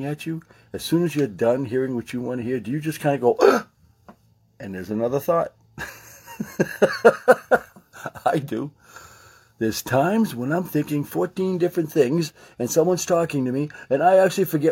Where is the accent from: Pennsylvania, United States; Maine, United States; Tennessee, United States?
Maine, United States; I'm from Maine